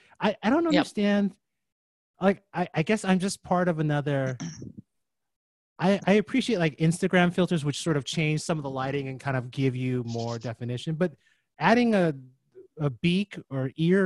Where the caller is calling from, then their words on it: Jersey City, New Jersey, United States; I'm in Jersey City.